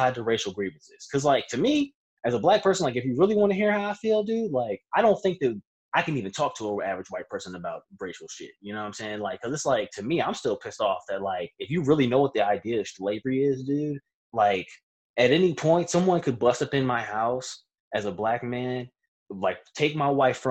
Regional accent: Virginia, United States; I'm from Virginia

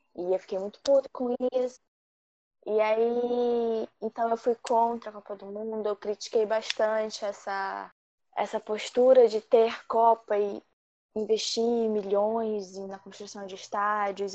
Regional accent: Rio de Janeiro, Brazil; eu sou do Rio de Janeiro.

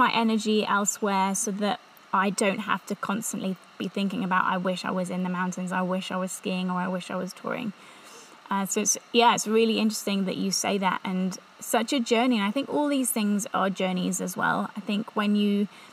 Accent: England, United Kingdom; accent: English; moved away as an adult; also born or lived in Revelstoke, Canada / Whistler, Canada; I'm English, in case you didn't get the accent

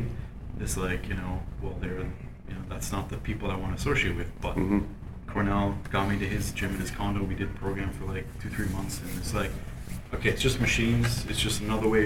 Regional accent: Canada; As a Canadian boy, I just grew up on milk

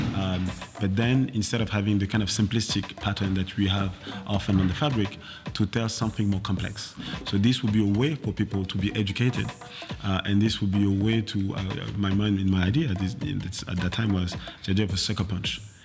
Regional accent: France; moved away; I'm born and raised in France

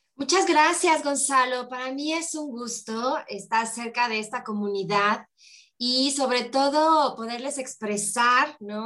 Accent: Mexico; vivamos en México

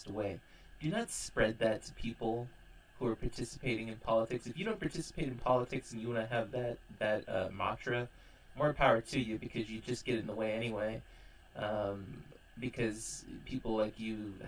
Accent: California, United States; my home state in California

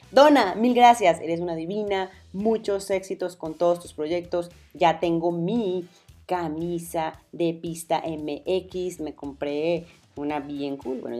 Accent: Medellín, Antioquia, Colombia; accent: paisa; now in Mexico; Yo soy colombiana, si no lo saben, vivo en México. yo sé, ya perdí mi acento paisa porque además soy de Medellín

